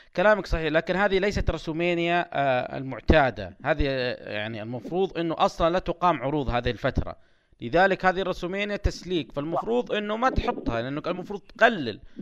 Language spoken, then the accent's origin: Arabic; Saudi Arabia; عندنا في السعودية